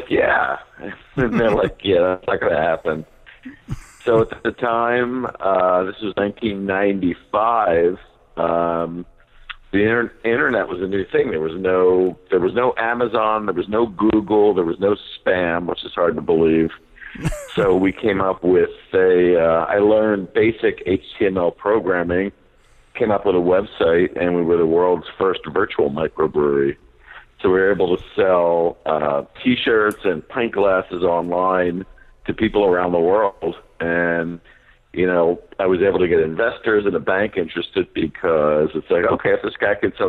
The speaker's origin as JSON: {"language": "English", "region": "New Jersey", "country": "United States", "said": "we're from Jersey."}